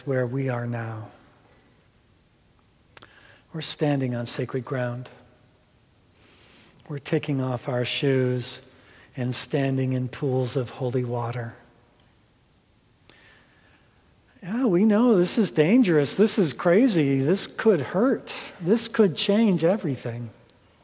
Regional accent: Minnesota, United States; growing up in Minnesota

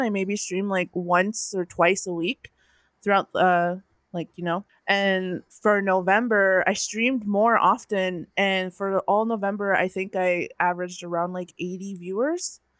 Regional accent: North Dakota, United States; now in California, United States; I'm from North Dakota, and I uh, am currently residing in California

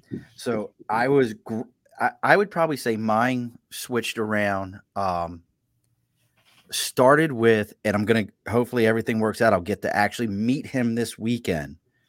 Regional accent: Baltimore, Maryland, United States; where I grew up at in Baltimore, it was the drummer for the Bengals was from my neighborhood.

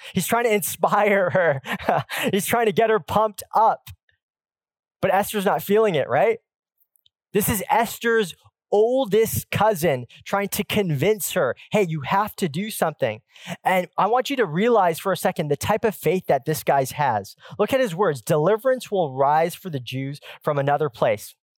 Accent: Pacific Northwest, United States; I grew up in the Pacific Northwest where the Seattle Supersonics ruled

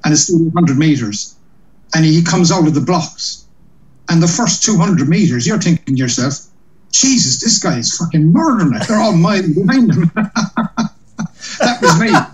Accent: Cork, Munster, Ireland; now in London, United Kingdom; I'm from Cork in Ireland.

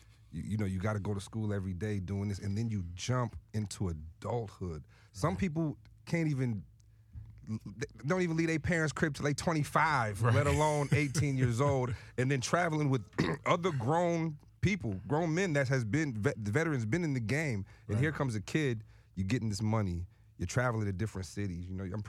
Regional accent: Lansing, Michigan, United States; Listen, I'm from Lansing, Michigan originally.

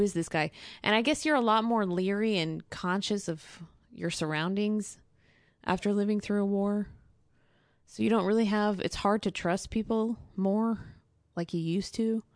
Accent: Texas, United States; moved away as an adult; now in Syria; I'm a Texan

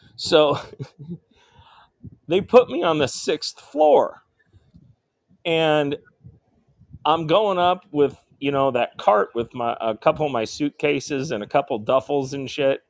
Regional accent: northern Indiana, United States; also born or lived in Fort Walton Beach, Florida; I'm in Fort Wayne, Indiana right now. This I'm from Mm. northern northern Indiana

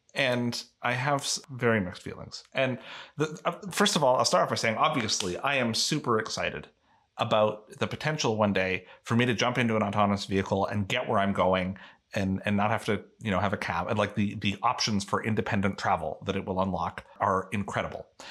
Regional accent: Canada; I am a Canadian

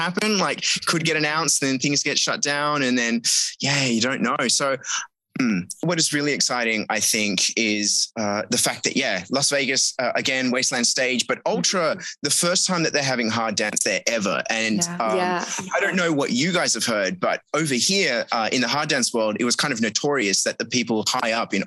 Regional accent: Australia; now in Rotterdam, Netherlands; I'm originally Australian

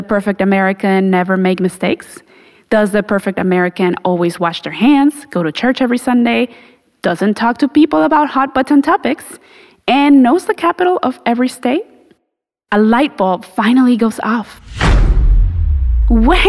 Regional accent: Mexico; now in United States; the longer I live here in the United States, the more disconnected I feel from Mexico

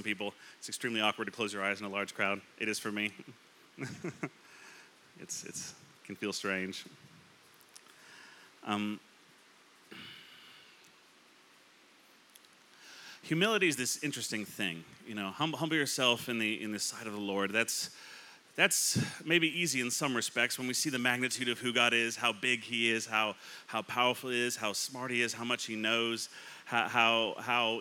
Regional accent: California, United States; moved away; I grew up in California

